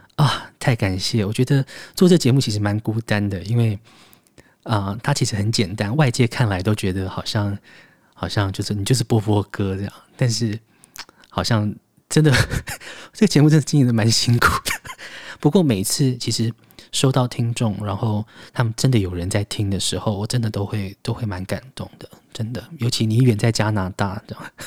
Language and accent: Chinese; Taiwan; 这是我的，我的故乡